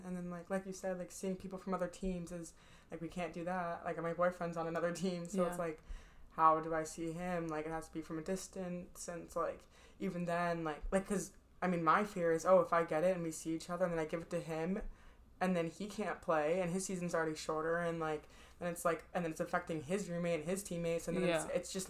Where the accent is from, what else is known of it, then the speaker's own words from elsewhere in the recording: Boston, Massachusetts, United States; I didn't like them, even though like I'm from Boston. Like, I'm not from. I was born in Boston. We do have a house up there. My family's up there.